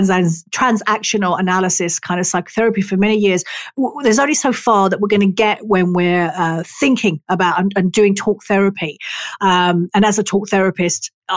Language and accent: English; England, United Kingdom; I am English.